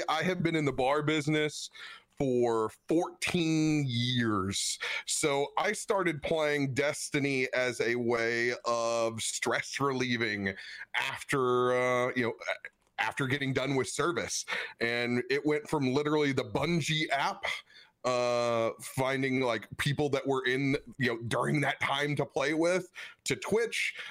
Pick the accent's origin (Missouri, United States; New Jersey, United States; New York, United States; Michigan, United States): Missouri, United States; Cape Girardeau; I am from Cabo Girardeau